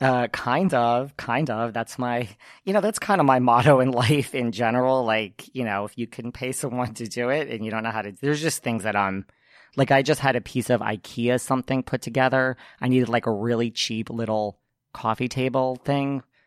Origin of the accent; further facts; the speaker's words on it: Connecticut, United States; I am from Connecticut? I went to high school with the one